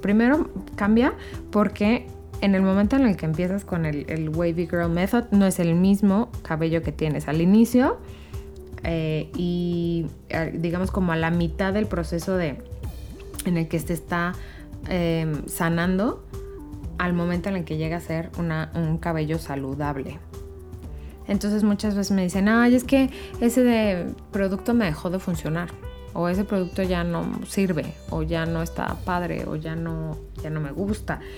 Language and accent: Spanish; Querétaro, Mexico; Yo soy de Querétaro